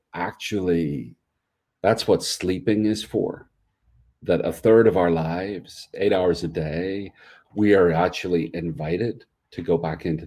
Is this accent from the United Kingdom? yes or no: yes; Northern Ireland, United Kingdom; now in North Carolina, United States; I'm from Ireland. I live in North Carolina.